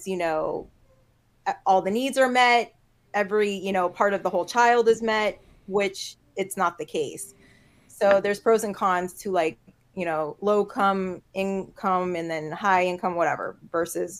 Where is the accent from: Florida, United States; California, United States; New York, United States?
Florida, United States; North Miami; born and raised in Miami, North Miami.